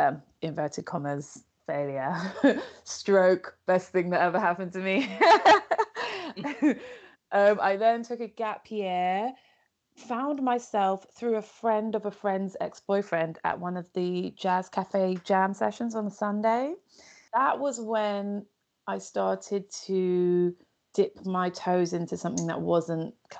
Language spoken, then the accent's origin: English; London, United Kingdom; I am a born and raised Londoner